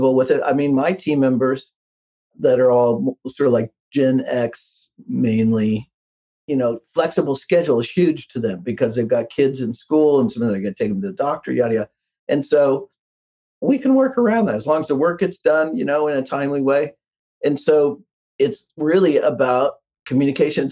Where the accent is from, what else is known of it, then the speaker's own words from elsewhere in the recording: Midwest, United States; I'm from the Midwest